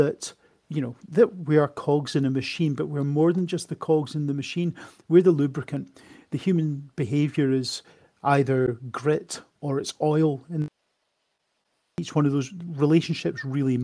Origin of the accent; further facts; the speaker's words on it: Edinburgh, Scotland, United Kingdom; moved away as an adult; also born or lived in Australia; now in Coventry, United Kingdom; I am not from England. You might be able to tell that from my accent. I am originally from Edinburgh. I'm a comprehensively educated Edinburgh man. I went to a school called Craigmount